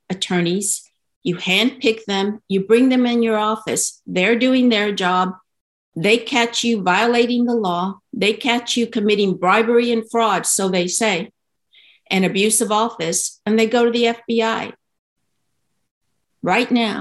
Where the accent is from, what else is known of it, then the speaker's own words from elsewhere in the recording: Texas, United States; As a Texan